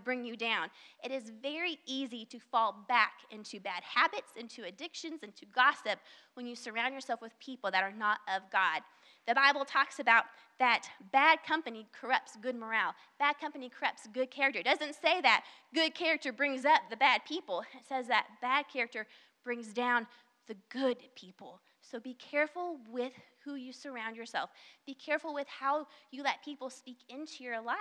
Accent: the South, United States; accent: southern; I have probably somewhat of a southern accent. I can't really hear my southern accent, but I know I have it

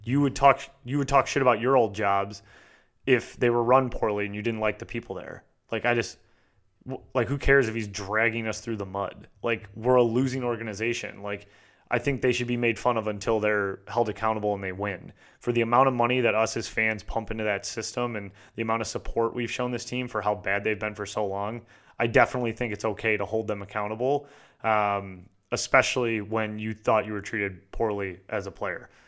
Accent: United States; I'm American

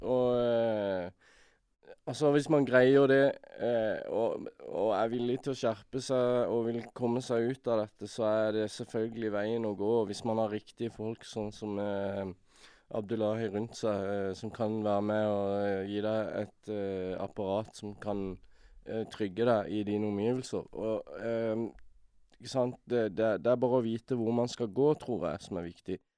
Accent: Norway; jeg er norsk

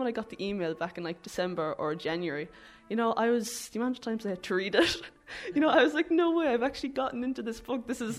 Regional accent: Ballyporeen, Munster, Ireland; It would be so cool saying, oh yeah, sure, I'm from Ballyporeen.

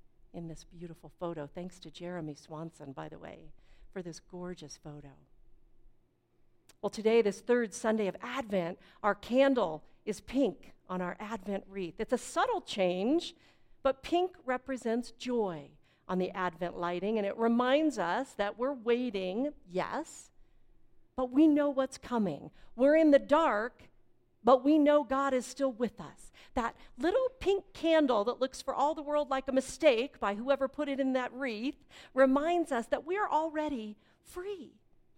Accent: Fort Collins, Colorado, United States; I grew up in Fort Collins, which for those of you who don't know is just north of Denver on the Front Range

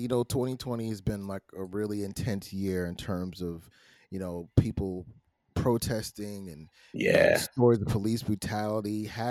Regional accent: Brooklyn, New York, United States; I grew up in Brooklyn with the fireworks

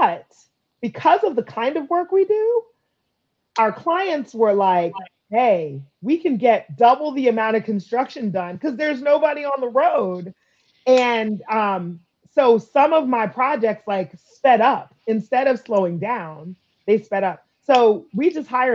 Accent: Montgomery County, Maryland, United States; moved away as an adult; now in Prince George's County, United States; I grew up in Montgomery County as a kid, but I've lived in Prince George's County for 20 plus years

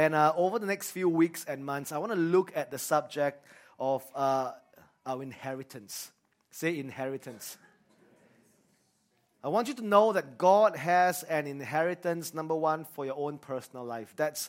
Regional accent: Singapore; growing up in Singapore, we are very afraid of responsibilities.

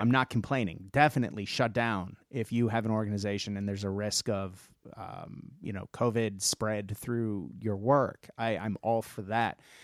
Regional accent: United States; also born or lived in Baltimore; now in Australia; I'm an American living in Australia

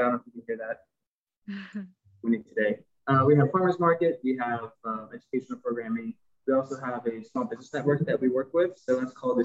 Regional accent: Houston, Texas, United States; now in Chicago, United States; I'm from Houston, Texas

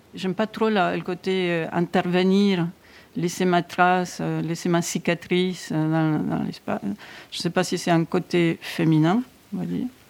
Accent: Buenos Aires, Argentina; now in France; je suis née en Argentine, à Buenos Aires

